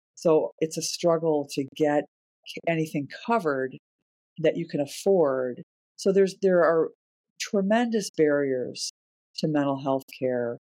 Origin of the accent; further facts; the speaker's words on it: Chicago, Illinois, United States; I grew up in Chicago as the 4th kid in a family of 8 kids